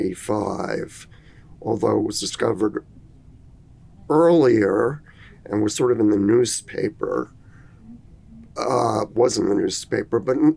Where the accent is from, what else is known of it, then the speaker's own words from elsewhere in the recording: New York, United States; I had the advantages of growing up in New York